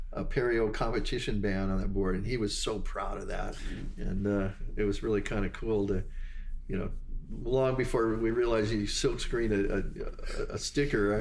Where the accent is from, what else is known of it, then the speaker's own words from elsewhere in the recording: Hawaii, United States; growing up in Hawaii